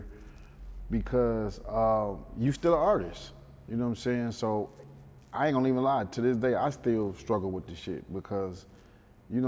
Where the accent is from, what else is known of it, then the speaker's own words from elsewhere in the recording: Detroit, Michigan, United States; I grew up in the D when the era, it was, it was the 80s